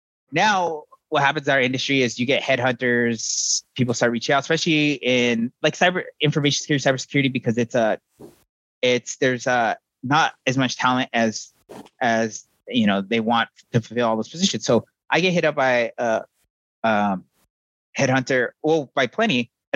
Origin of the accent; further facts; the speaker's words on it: Arizona, United States; I'm from Navajo Nation, the upper corner of Arizona. So we're probably as far apart as you can become where we're from.